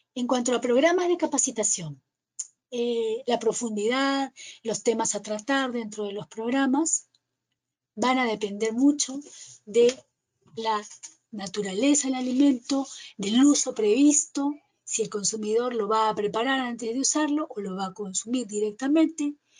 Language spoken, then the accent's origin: Spanish; Peru; aquí en mi país, en el Perú